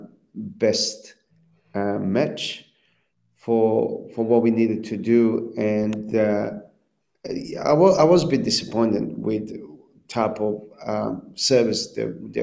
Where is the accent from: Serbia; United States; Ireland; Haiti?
Serbia; moved away as an adult; also born or lived in Libya / Croatia; now in Australia; And I grew up in Serbia.